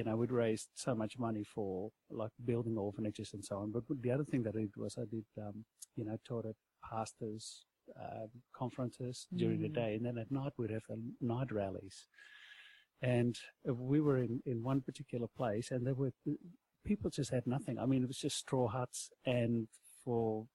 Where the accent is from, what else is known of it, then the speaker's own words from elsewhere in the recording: Netherlands; moved away; I come from Holland.